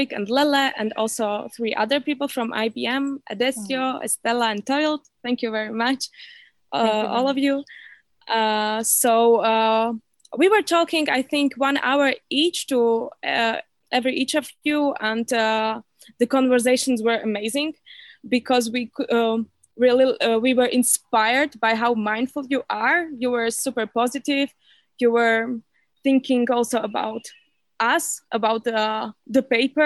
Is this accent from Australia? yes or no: no; Slovakia; also born or lived in Copenhagen, Denmark; I'm from Slovakia